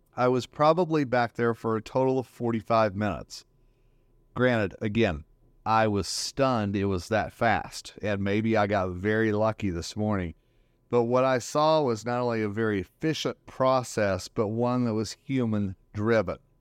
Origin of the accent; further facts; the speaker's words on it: Northern Colorado, United States; here in my hometown, Northern Colorado